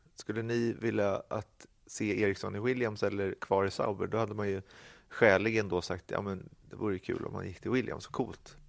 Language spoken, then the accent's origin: Swedish; Sweden; vi som svenskar